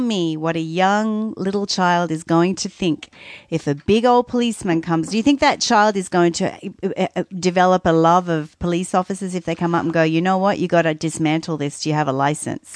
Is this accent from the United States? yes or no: no; Australia; moved away; as an Australian kid